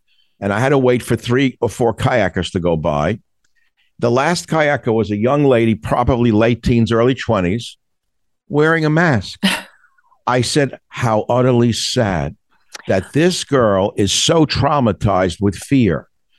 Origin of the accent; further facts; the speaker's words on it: New York City, New York, United States; my mother used to put me in a snowsuit in the Bronx